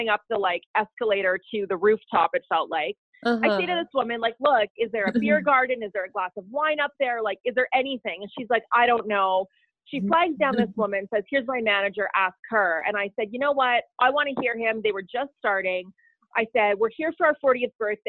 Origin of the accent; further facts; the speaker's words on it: Ottawa, Ontario, Canada; also born or lived in Sudbury, Ontario; I was about 6, and I grew up in Ottawa